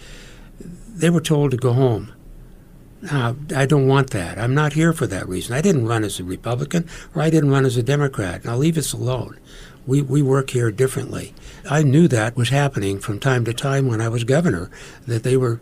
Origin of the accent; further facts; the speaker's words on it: McCook, Nebraska, United States; my hometown of McCook